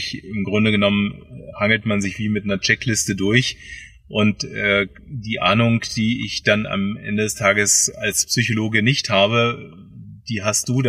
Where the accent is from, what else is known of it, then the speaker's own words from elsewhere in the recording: Hanover, Lower Saxony, Germany; born there; now in Bad Feilnbach, Germany; bin geboren in Hannover und äh, lebe in Bad Feinbach